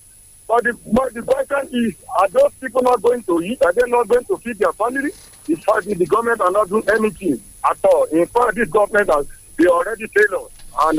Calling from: Irikuru, Nigeria; I'm calling from Irikuru.

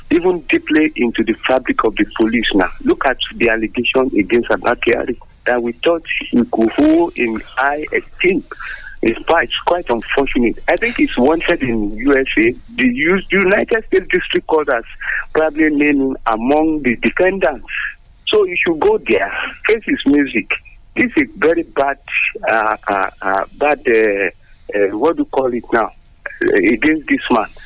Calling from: Abeokuta, Ogun State, Nigeria; from Abeokuta.

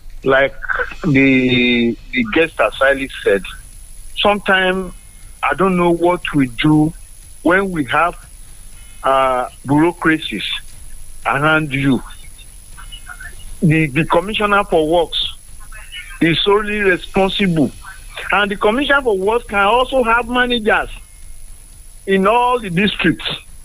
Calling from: Songo, Nigeria; I'm calling from Songo.

